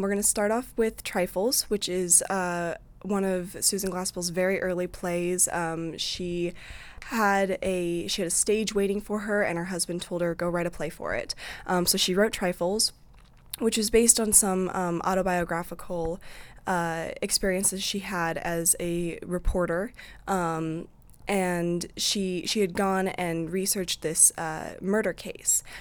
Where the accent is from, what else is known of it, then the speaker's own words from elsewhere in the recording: Eldridge, Iowa, United States; I'm from Eldridge, which is basically like Davenport